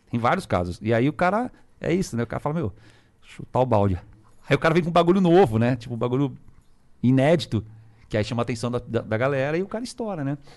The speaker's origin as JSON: {"language": "Portuguese", "region": "Minas Gerais", "country": "Brazil", "said": "eu falei, eu vim de Minas"}